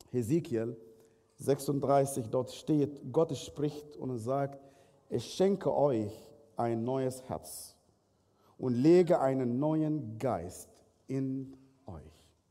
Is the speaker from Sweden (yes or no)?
no; Sudan; Ich bin im Sudan geboren, aufgewachsen in einer nicht christlichen Familie.